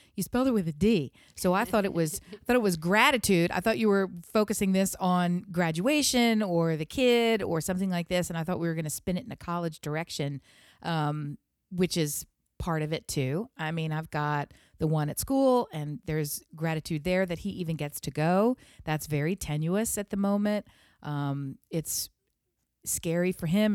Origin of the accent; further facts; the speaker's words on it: Delaware, United States; I'm from Delaware